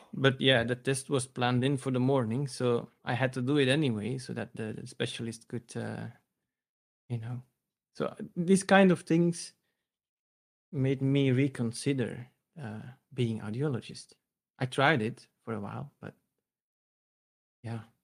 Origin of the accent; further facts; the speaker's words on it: Belgium; I'm a guy from Belgium, Central Europe.